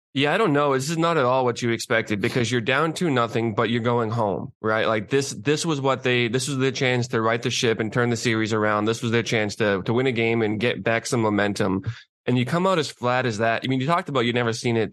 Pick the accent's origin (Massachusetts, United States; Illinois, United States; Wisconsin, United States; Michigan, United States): Massachusetts, United States; South Shore; born or raised there